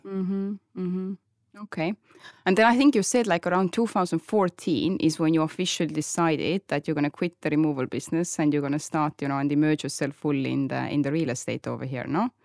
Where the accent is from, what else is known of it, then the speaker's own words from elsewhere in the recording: Tallinn, Harju County, Estonia; moved away as an adult; now in Marbella, Spain; I'm from Estonia, Tallinn